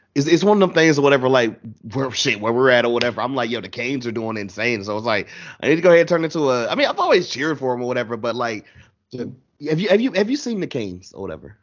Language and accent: English; United States; I was born and raised just Carolina everything.